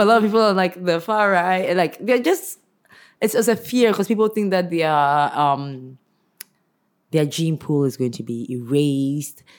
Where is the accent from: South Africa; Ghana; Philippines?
Ghana; I'm Ghanaian